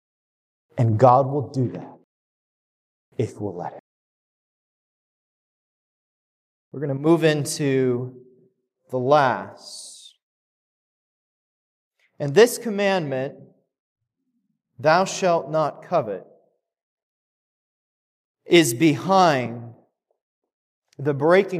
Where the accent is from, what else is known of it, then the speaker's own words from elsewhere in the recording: Kechi, Kansas, United States; the little town that I grew up in outside of Wichita, Kansas. So I grew up in Kechi, just north.